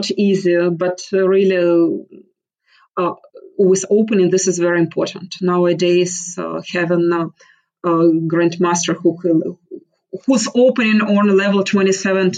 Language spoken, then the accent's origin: English; Mariupol, Donetsk Oblast, Ukraine; moved away as an adult; now in United States; I'm from Mariupol